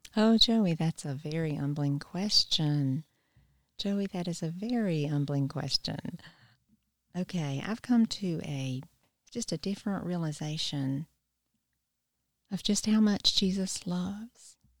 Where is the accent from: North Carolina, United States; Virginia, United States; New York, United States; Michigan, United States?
North Carolina, United States; Wilmington; moved away as an adult; now in Easley, United States; I grew up in Wilmington, North Carolina, and I've lived in Easley for a little over thirty years